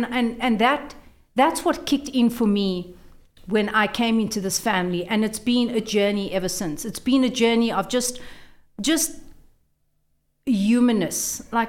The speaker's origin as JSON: {"language": "English", "town": "Brits", "region": "North West", "country": "South Africa", "tie": "born or raised there", "said": "In Brits."}